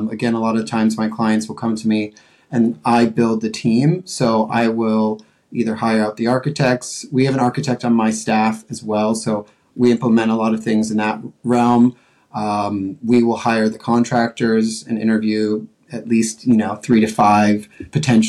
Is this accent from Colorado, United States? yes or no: yes; Colorado, United States; also born or lived in Montana / New York City; now in Los Angeles, United States; I'm from Colorado